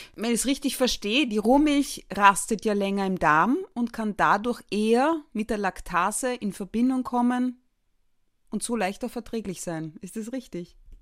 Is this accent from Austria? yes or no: yes; Carinthia, Austria; moved away; als gebürtige Kärntnerin